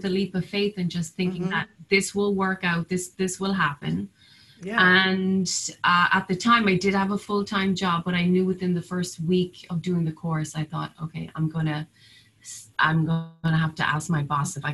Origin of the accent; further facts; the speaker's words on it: Cork, Munster, Ireland; now in Nantucket, United States; my hometown of Cork